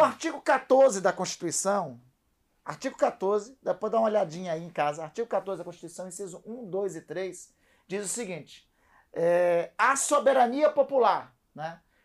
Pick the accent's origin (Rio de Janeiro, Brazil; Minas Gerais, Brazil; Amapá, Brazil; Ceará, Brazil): Amapá, Brazil; also born or lived in Brasília; nós estamos aqui em São Paulo, eu sou do Amapá